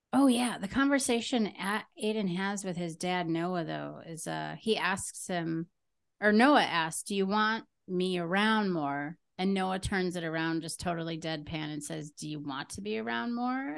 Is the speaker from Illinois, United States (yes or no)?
no; Green Bay, Wisconsin, United States; I'm from Green Bay